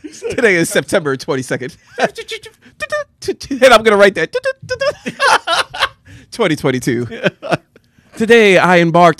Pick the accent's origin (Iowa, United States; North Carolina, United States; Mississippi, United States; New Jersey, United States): New Jersey, United States; Jersey City; We're from Jersey City. We cracking that lock.